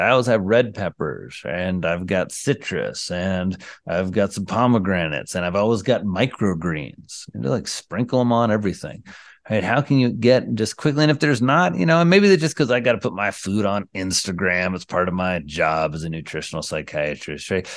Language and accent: English; Indiana, United States; I come from Indiana, the land of the sea